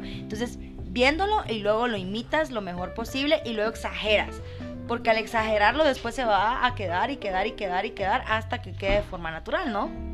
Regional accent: Guatemala; accent: Guatemalan; first language Spanish; Los guatemaltecos decimos que no tenemos acento

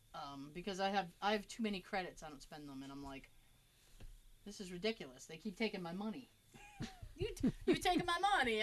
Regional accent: United States; And it's like, I'm an American and I'm spoiled.

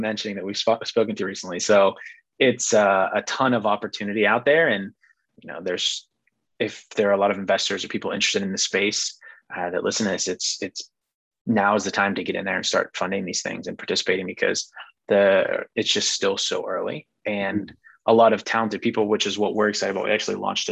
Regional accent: Pittsburgh, Pennsylvania, United States; So I'm from Pittsburgh, so you have to be a Steelers fan. And one that just kind of sticks out to me as a kid, kind of growing up, we would always watch the Steelers games at my grandma's house.

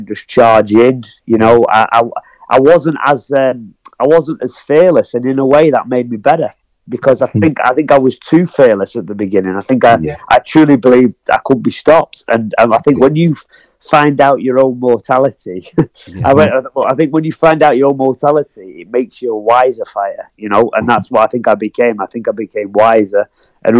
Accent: Blackpool, North West England, United Kingdom; my hometown of Blackpool

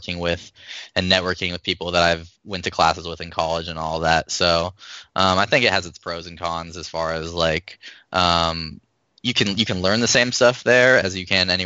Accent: Arizona, United States; moved away as an adult; also born or lived in Chicago; I'm from Arizona originally.

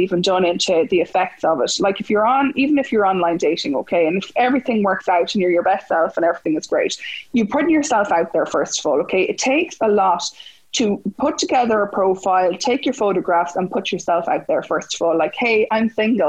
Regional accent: Mullingar, Westmeath, Ireland; also born or lived in Dublin; I'm originally from Mullingar

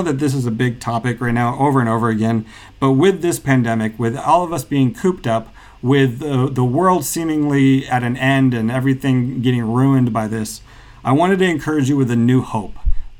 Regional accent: Kazakhstan; including cultures I grew up with in Kazakhstan, where during Nowruz, which is the celebration of spring, they also decorate eggs and celebrate it that way.

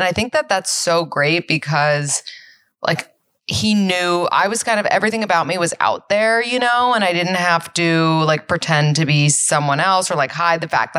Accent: New York City, New York, United States; I grew up on the Upper East Side

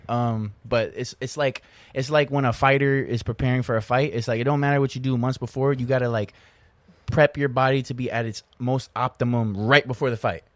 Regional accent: Florida, United States; I'm still technically in my hometown.

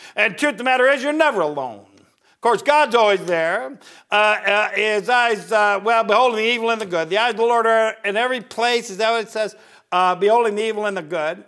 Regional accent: Northern Ohio, United States; moved away as an adult; I grew up in Northern Ohio, I joined the military at eighteen

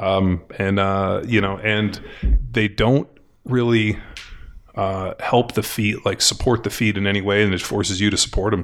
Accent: California, United States; Growing up in California

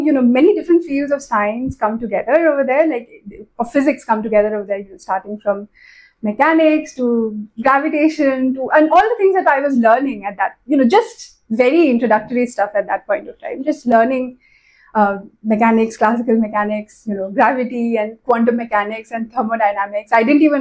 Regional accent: Kolkata, West Bengal, India; moved away as an adult; also born or lived in Bombay, India / Oman / United States; now in Pune, India; I moved to Calcutta in class four. So most of my school life has been spent in Calcutta. I was there in Calcutta till I finished my bachelor's

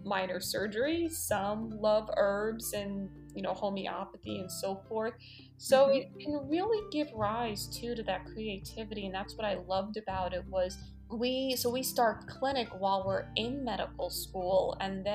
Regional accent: New York City, New York, United States; I grew up on the Upper East Side of New York City

